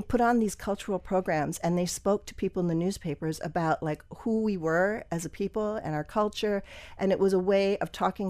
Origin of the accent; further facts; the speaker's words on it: Wisconsin, United States; also born or lived in Pennsylvania; I was born in Pennsylvania. My dad was a physician who moved around a lot. So we moved to like 7 different places before we settled in Wisconsin.